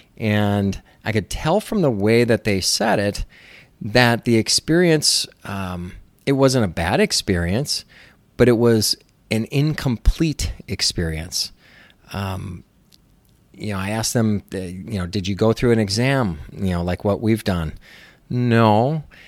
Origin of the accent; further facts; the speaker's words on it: Minnesota, United States; moved away as an adult; also born or lived in Los Angeles, California; I moved back to where I grew up in Minnesota